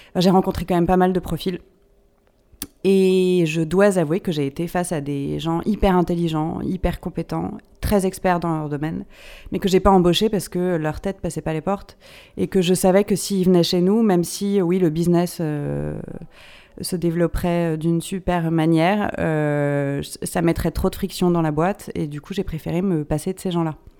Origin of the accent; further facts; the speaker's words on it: Paris, Île-de-France, France; je suis une Parisienne, j'ai grandi à Paris, euh, j'ai tout fait à Paris